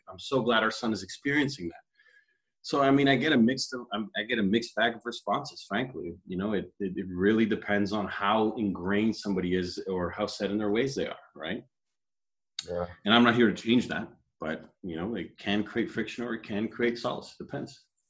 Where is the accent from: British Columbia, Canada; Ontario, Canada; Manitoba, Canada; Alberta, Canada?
Ontario, Canada; Toronto; I grew up in Toronto